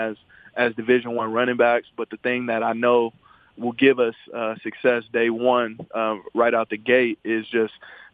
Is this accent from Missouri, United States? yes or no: yes; St. Louis, Missouri, United States; moved away; I'm from St. Louis, so I'm not even from the West Coast or from Texas